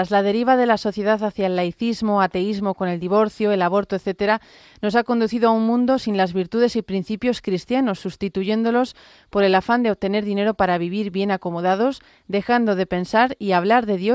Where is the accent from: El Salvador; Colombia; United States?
Colombia; moved away as an adult; now in Spain; soy colombiana y vivo en España ya cinco años.